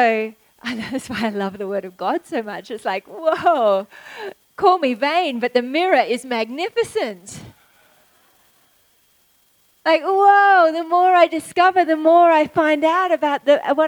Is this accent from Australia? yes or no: yes; Australia; as an Aussie